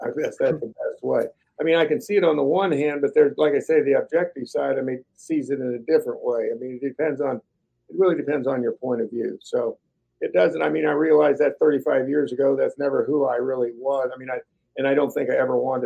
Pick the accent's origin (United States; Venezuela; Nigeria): United States; Northeast Kansas; I grew up in Northeast Kansas, basically in a little farming town